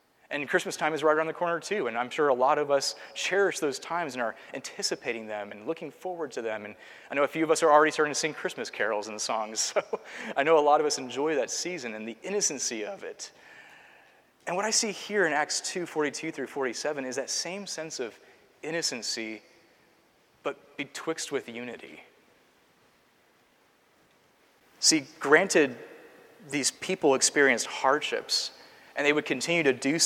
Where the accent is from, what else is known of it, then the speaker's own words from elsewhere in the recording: Seattle, Washington, United States; now in Culpeper, United States; my hometown has seen an increase of, I think, 20 PCA churches just in the last 10 years in Seattle, Washington